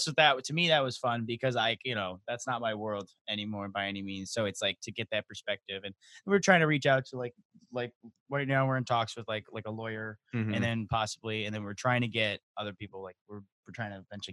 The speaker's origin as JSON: {"language": "English", "region": "Michigan", "country": "United States", "said": "we're from Michigan."}